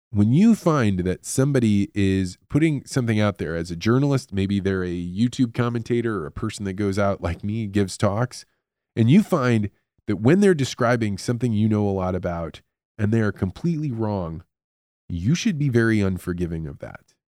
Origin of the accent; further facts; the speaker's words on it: United States; As an American living in a society that is supposedly free and believes in free media